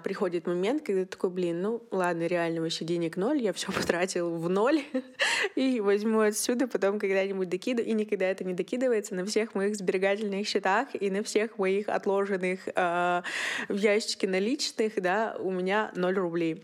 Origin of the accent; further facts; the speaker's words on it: Yekaterinburg, Sverdlovsk Oblast, Russia; мне 21, я из Екатеринбурга